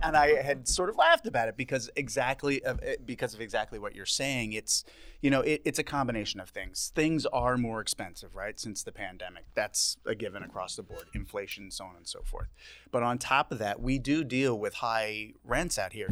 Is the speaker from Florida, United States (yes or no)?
no; Southampton, New York, United States; moved away as an adult; also born or lived in Brooklyn, New York; now in Southampton, United States; I grew up in Southampton